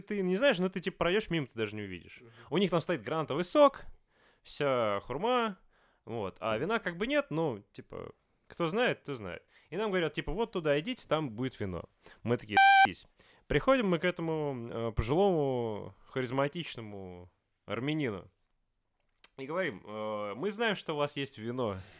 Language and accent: Russian; Voronezh, Voronezh Oblast, Russia; мы, ну, типа, мы из Воронежа